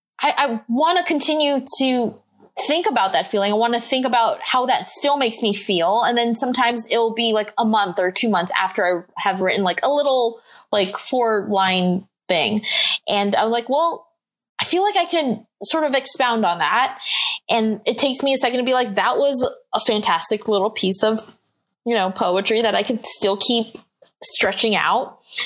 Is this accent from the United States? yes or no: no; Philippines; it felt like sort of gross and dirty to be like, I'm Filipino.